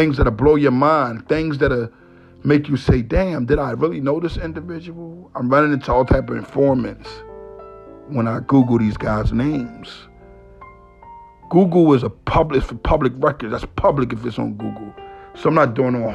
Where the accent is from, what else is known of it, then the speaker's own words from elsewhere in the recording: Philadelphia, Pennsylvania, United States; I was raised in Philadelphia. Family come from all parts of North Philadelphia.